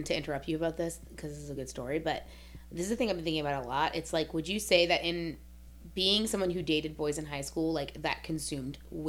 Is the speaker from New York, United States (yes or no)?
no; New Orleans, Louisiana, United States; we're both from New Orleans.